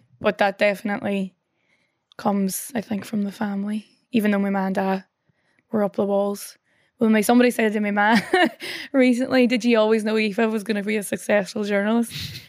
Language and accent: English; Northern Ireland, United Kingdom; But growing up in the North, you know, the last statistic I saw that was like 1 in every 10 people in the North is closely related to someone who has either been killed or injured in the Troubles.